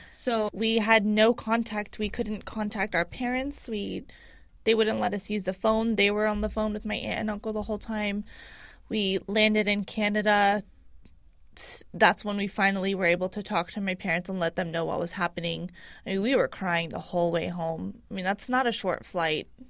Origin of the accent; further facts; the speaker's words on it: San Francisco, California, United States; I am an American citizen born and raised here in San Francisco